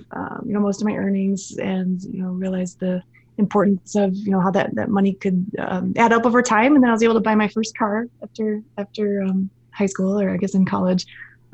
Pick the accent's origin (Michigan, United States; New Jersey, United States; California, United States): Michigan, United States; Frankenmuth; moved away as an adult; I grew up in a tiny little tourist town in Michigan. It's called Frankenmuth